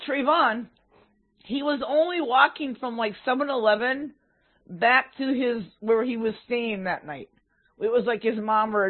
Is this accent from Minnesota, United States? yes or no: yes; Minneapolis, Minnesota, United States; also born or lived in Superior; I was from Minneapolis